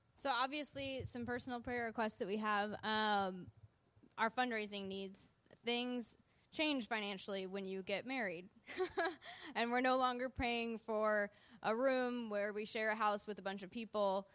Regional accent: Wisconsin, United States; now in Southern California, United States; I was born in Wisconsin

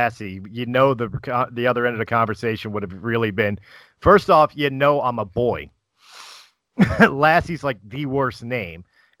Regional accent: United States; I'm so American

